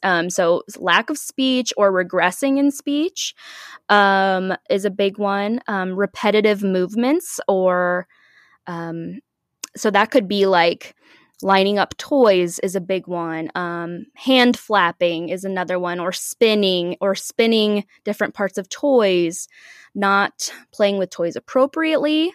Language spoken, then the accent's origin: English; Omaha, Nebraska, United States; I'm from Omaha, Nebraska. I live here with my husband.